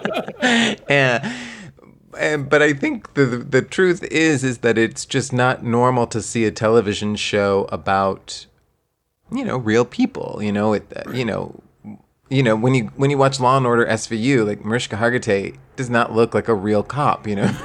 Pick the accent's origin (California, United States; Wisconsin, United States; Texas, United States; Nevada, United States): Texas, United States; moved away; I grew up in Texas